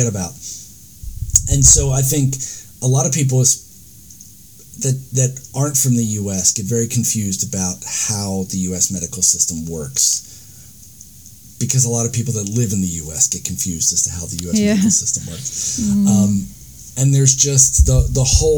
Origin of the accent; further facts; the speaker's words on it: United States; now in New Zealand; as an American